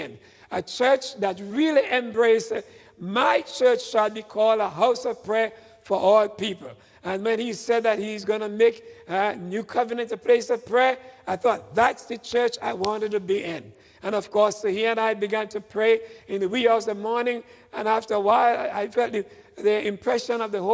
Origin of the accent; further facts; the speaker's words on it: Tobago, Trinidad & Tobago; now in United States; in the island of Tobago, where I was born and grew up and got my education back there